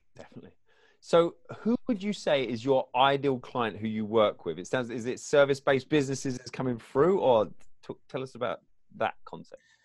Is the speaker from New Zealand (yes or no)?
no; England, United Kingdom; I grew up in England